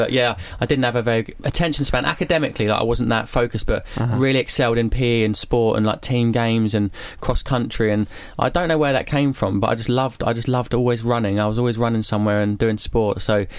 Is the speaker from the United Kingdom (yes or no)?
yes; Epsom, South East England, United Kingdom; I grew up in a place called Epsom in Surrey.